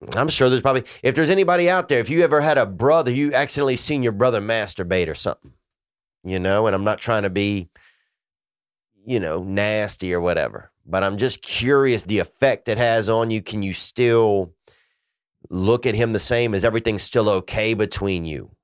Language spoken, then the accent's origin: English; Louisiana, United States; moved away; my family in Louisiana. Um, you know, I miss, uh, I miss my hometown some